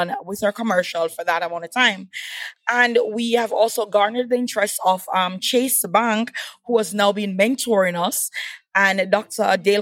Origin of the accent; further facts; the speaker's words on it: Kingston, Jamaica; accent: Patois; moved away as an adult; also born or lived in Montego Bay, Jamaica; now in United States; I represent the island of Jamaica. Yes, that's where I'm from. And as I was telling Karen earlier, that I've been moving all over Jamaica because I was born in Kingston. And after my first year of college, I migrated to Montego Bay